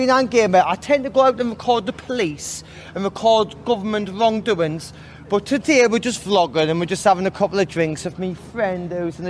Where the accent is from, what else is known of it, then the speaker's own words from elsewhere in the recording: Sunderland, North East England, United Kingdom; moved away; I'm originally from Sunderland, yes, but I don't live here.